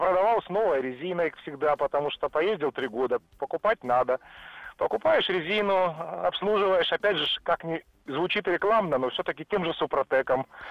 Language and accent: Russian; Tula, Tula Oblast, Russia; город Тула